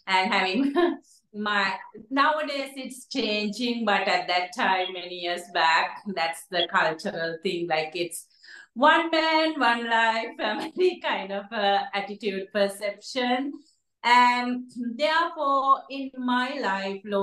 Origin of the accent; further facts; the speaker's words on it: Sri Lanka; moved away; I'm from Sri Lanka, and when I grew up, poverty is one of the key areas we experience.